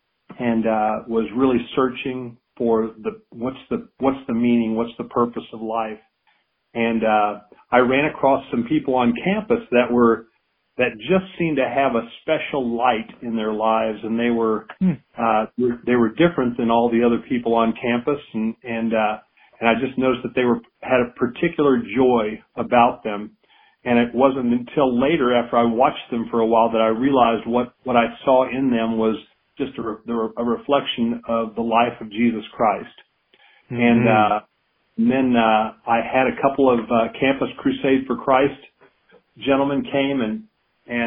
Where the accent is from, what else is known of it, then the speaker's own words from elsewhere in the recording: Evansville, Indiana, United States; moved away as an adult; also born or lived in Madison, Kentucky / Charlotte, North Carolina; I served in my hometown of Evansville, Indiana